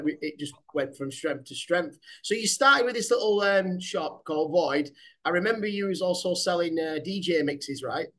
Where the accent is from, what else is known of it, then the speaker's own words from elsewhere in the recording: Manchester, North West England, United Kingdom; my hometown, Manchester.